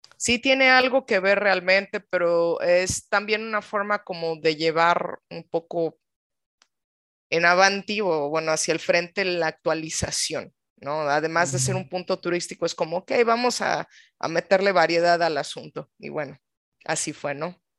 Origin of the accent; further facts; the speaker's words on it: Mexico City, Mexico; yo nací en la delegación Miguel Hidalgo, pero me crié en varios lugares de la Ciudad de México